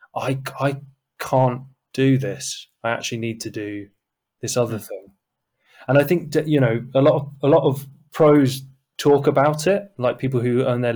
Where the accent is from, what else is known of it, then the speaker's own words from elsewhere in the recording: Brighton, South East England, United Kingdom; moved away as an adult; now in London, United Kingdom; I grew up in Brighton